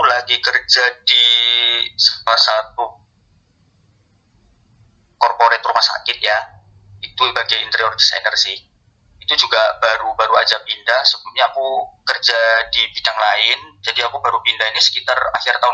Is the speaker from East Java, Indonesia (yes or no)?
yes; Malang, East Java, Indonesia; now in Jakarta, Indonesia; aku asli Malang uh, tinggal di Jakarta dan bekerja